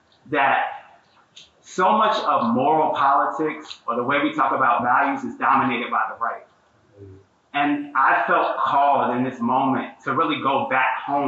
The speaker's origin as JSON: {"language": "English", "area": "Newark", "region": "New Jersey", "country": "United States", "said": "I'm from York, New Jersey"}